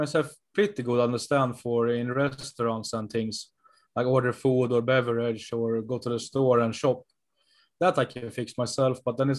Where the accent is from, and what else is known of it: Sweden; moved away as an adult; now in El Salvador